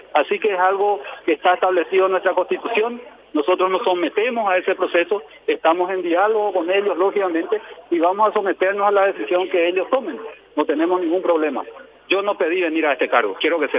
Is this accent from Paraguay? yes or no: yes; Paraguay; como paraguayos